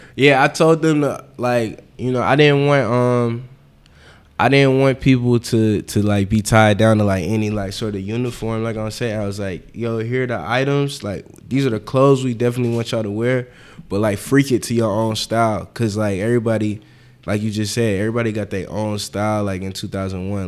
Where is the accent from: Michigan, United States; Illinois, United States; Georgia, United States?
Georgia, United States; Atlanta; also born or lived in Harlem, New York / Philadelphia; now in New York, United States; I'm actually from Atlanta.